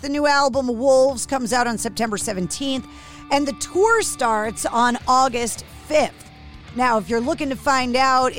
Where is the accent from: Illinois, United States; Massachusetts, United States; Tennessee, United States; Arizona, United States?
Massachusetts, United States; Especially growing up in Massachusetts because they filmed it.